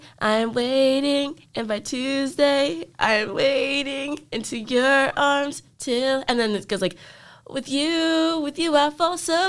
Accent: Louisville, Kentucky, United States; But I care because I'm from Louisville.

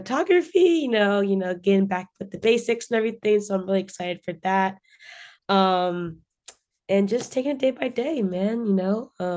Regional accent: Philadelphia, Pennsylvania, United States; I am from Philadelphia

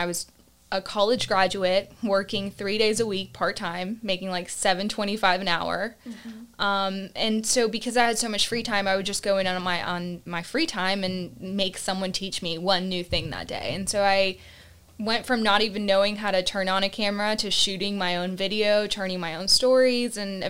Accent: Augusta, Georgia, United States; also born or lived in Panama City, Panama; And Augusta, Georgia, I kind of claim as my hometown because I, for the most part, grew up there. But I was actually born overseas in Panama City, Panama. And my family kind of moved around to different countries because of my dad's job.

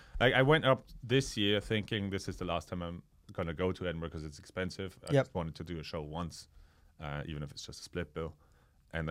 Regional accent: Austria; moved away; I'm from Austria.

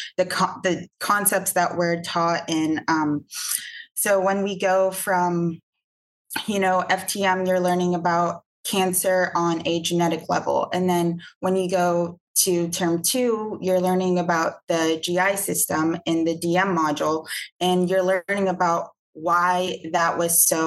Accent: Atlanta, Georgia, United States; I'm from Atlanta, Georgia

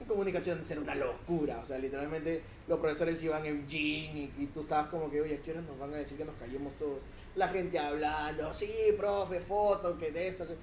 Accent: Lima, Peru; yo vivo en San Juan

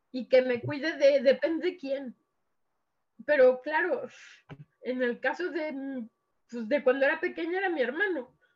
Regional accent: Mexico; now in Lleida, Spain; yo soy mexicana, pero ahora mismo vivo en Sor en, en Lleida.

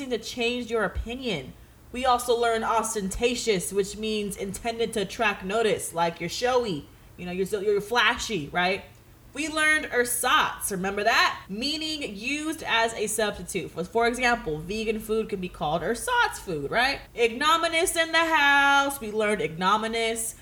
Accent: Antioch, California, United States; moved away as an adult; also born or lived in San Francisco / Berkeley; now in Los Angeles, United States; I am from the Bay Area

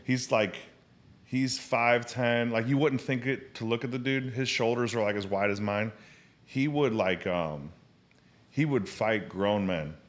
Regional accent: St. Louis, Missouri, United States; also born or lived in England / Arizona / China; My dad was in the military. I was born in England. And I, um, moved in, I was in England. We moved to Arizona. And then, uh, moved to Saint Louis

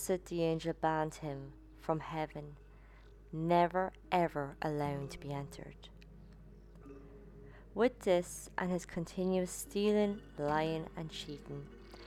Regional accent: Ireland; my home country, the Green Isle of Ireland.

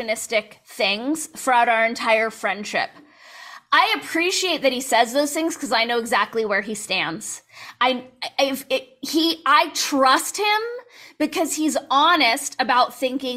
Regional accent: Southern California, United States; you and I grew up in Southern California

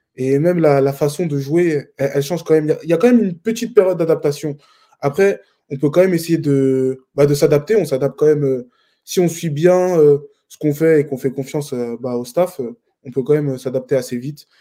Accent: France; moved away as an adult; also born or lived in Fontenay-sous-Bois, France; now in Jonquière, Canada; nous, les Français, même si on vient d'Europe

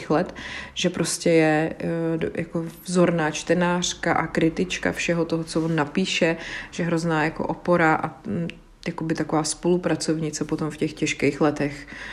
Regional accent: České Budějovice, South Bohemian Region, Czechia; já jsem z Českých Budějovic, takže Rudolfov to je hnedka prostě za Budějcima na kopci

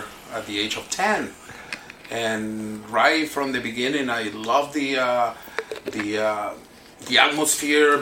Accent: Lima, Peru; now in Niagara Falls, Canada; I was born in Lima, Peru

